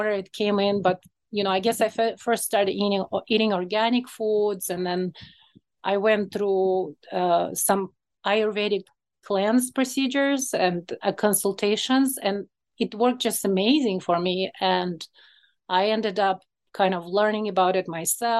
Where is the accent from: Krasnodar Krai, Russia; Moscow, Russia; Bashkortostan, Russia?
Moscow, Russia; English is a second language; moved away as an adult; now in Chicago, United States; So I was born in Moscow, Russia. Well, at that time it was USSR.